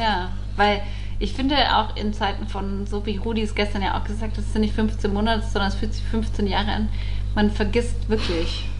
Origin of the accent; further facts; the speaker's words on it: Allgäu, Bavaria, Germany; moved away; im Allgäu in meiner Heimat